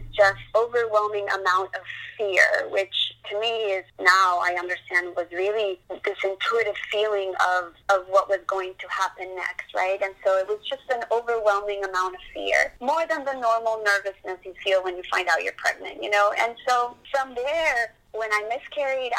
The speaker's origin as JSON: {"language": "English", "country": "Colombia", "moved": "yes", "lives_now": "Boca Raton, United States", "said": "I'm from Colombia"}